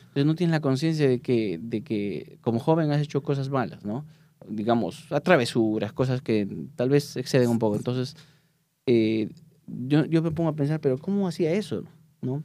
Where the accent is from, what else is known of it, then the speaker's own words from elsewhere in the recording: Peru; moved away; soy de Perú